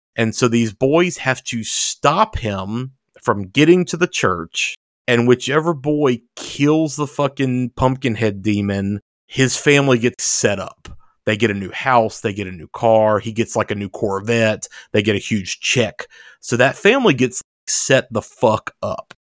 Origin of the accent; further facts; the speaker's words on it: the Bible Belt, United States; Derek and I grew up in the Bible Belt